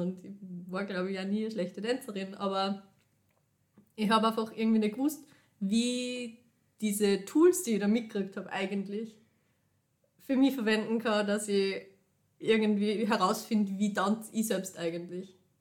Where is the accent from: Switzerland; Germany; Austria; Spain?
Austria; Linz, Upper Austria; moved away as an adult; now in Vienna, Austria; ich bin aus Linz, ich habe früher in Linz ähm, einfach in einer fixen Gruppe immer tanzt